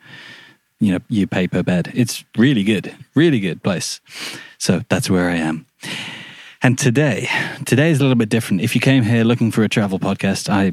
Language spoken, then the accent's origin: English; Shrewsbury, West Midlands, United Kingdom; moved away; also born or lived in Australia; I was born in Shrewsbury, which is a town in Shropshire